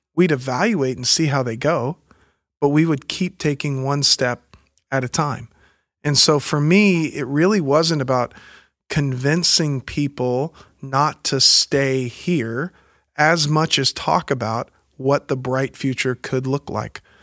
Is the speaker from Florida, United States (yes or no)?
yes; Pensacola, Florida, United States; moved away; also born or lived in Alabama / New York / San Diego, California; I grew up in the Pensacola area